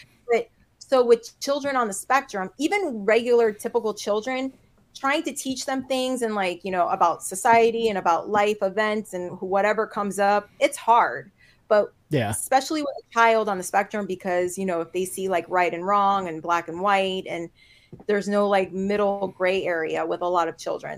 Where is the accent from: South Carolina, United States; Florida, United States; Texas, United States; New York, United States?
Florida, United States; North Miami; born and raised in Miami, North Miami.